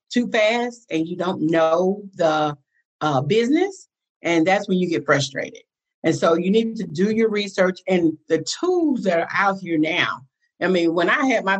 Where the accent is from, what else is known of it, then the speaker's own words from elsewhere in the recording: Atlanta, Georgia, United States; I was raised in Atlanta. I am a Grady baby